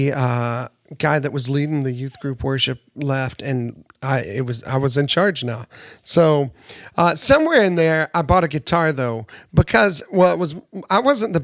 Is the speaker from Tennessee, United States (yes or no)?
yes; Nashville, Tennessee, United States; I grew up in Nashville